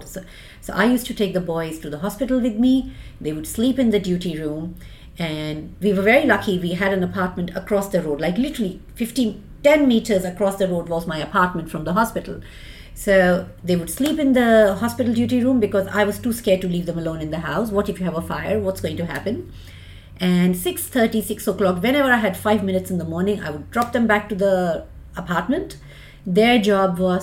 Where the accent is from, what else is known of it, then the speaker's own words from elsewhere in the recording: India; moved away as an adult; now in Australia; I'm an immigrant. I immigrated from India. I've done my basic degree and I did my specialization in India. And then in 2004, I moved with the boys and I came to Australia